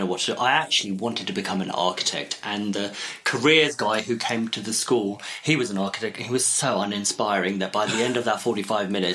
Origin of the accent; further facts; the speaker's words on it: England, United Kingdom; also born or lived in Pakistan; I'm of mixed heritage, so, you know, I'm as English as you can get, and then I'm as Pakistani as you can get